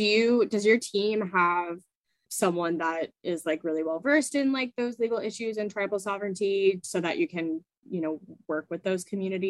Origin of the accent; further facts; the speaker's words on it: Colorado, United States; I grew up in Colorado, and growing up entirely, I just was always in a drought.